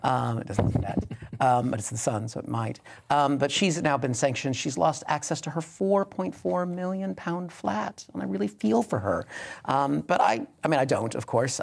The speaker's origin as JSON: {"language": "English", "region": "Pacific Northwest", "country": "United States", "tie": "born or raised there", "said": "I grew up in the Pacific Northwest"}